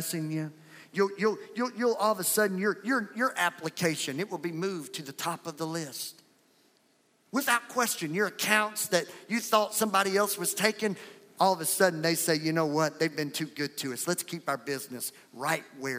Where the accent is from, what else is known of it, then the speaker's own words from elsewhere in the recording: Louisiana, United States; now in Fort Worth, United States; I'm from Fort Worth, Texas, but originally from Louisiana.